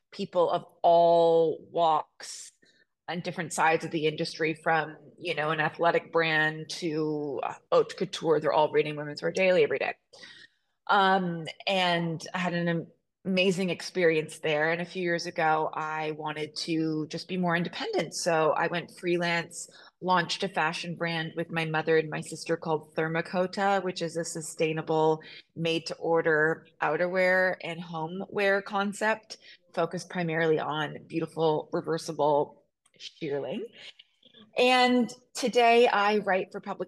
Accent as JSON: {"language": "English", "town": "Toronto", "region": "Ontario", "country": "Canada", "tie": "born or raised there", "said": "I grew up in Toronto"}